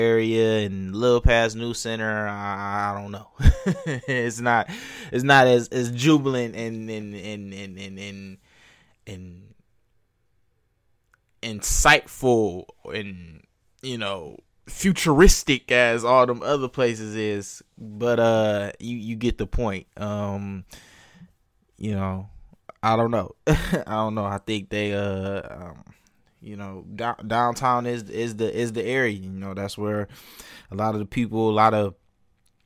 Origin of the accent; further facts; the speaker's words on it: Detroit, Michigan, United States; moved away; I'm originally from Detroit